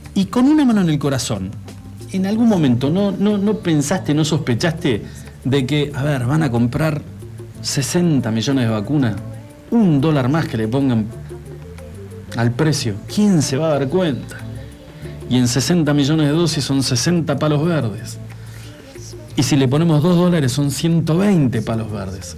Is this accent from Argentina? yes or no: yes; Argentina; como argentinos